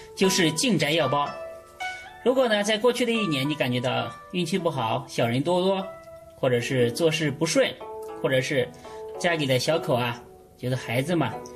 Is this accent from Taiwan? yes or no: no; China; 我们中国人